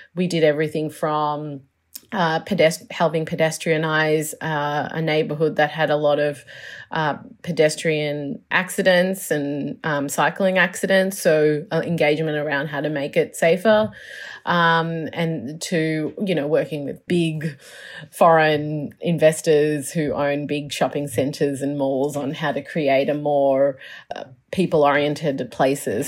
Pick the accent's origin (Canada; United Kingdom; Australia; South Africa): Australia; Melbourne, Victoria; also born or lived in Chicago / New York; I'm from Melbourne, so this is home, home